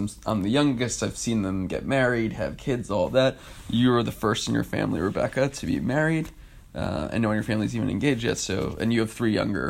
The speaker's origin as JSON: {"language": "English", "region": "northern New Jersey", "country": "United States", "tie": "born or raised there", "also_born_or_lived": "Philadelphia", "moved": "as an adult", "lives_now": "New York, United States", "said": "I grew up in New Jersey, northern New Jersey, about 15 minutes away from New York City."}